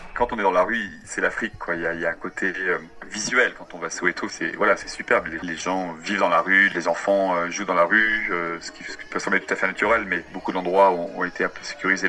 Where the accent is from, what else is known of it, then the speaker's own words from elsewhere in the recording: Brittany, France; moved away as an adult; now in Johannesburg, South Africa; je viens de France, de Bretagne d'origine